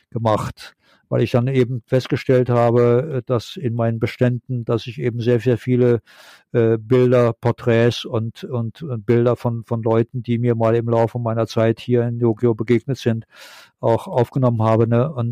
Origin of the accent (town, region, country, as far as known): Rhineland, Germany; now in Japan